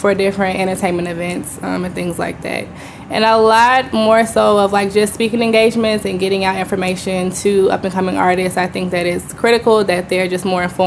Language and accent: English; Chicago, Illinois, United States; moved away as an adult; now in Houston, United States; I'm originally from Chicago, Illinois.